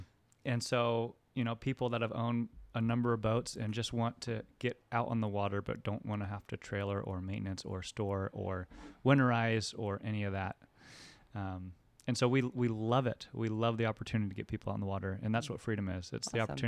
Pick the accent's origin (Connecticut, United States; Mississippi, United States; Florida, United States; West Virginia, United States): Florida, United States; Orlando; now in Houston, United States; From Orlando, Florida.